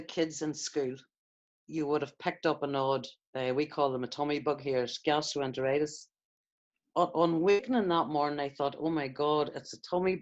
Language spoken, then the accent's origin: English; Bessbrook, Northern Ireland, United Kingdom; I was an only child born in Bessbrook, Northern Ireland